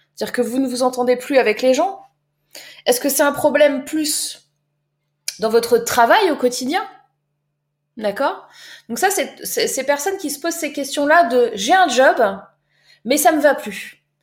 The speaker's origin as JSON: {"language": "French", "area": "Var", "region": "Provence-Alpes-Côte d'Azur", "country": "France", "moved": "yes", "said": "Moi, je viens du Var."}